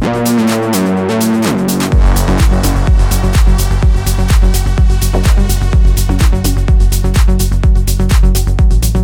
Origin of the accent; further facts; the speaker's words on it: Los Angeles, California, United States; my hometown, Los Angeles